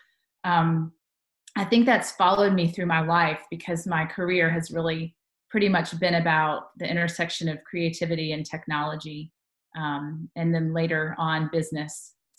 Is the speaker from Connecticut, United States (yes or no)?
no; Tuscaloosa, Alabama, United States; born there; Well, I was born in Tuscaloosa, Alabama, which might be a bad thing for all the Tennessee fans in our state.